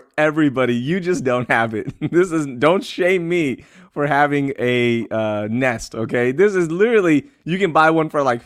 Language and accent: English; Houston, Texas, United States; we grew up in Houston